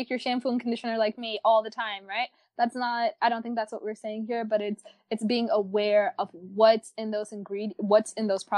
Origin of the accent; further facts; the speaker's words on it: New York, United States; I'm from New York. I live in New York